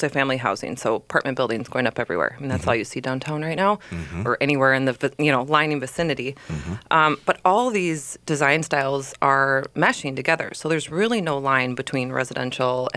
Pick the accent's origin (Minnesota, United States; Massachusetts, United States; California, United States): Minnesota, United States; Lakeville; Lakeville, my hometown.